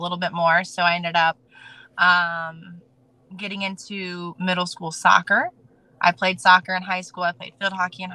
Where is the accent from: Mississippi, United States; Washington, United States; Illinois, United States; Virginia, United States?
Virginia, United States; Norfolk; I am not born and raised in Norfolk. However, I am raised in Norfolk. I've been here since 98, and this is home for me